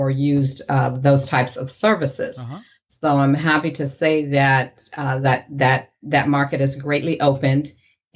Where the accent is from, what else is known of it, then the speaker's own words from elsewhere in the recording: Ohio, United States; also born or lived in Sacramento, California; now in San Jose, United States; So I am originally from Ohio. I moved out here quite a few years ago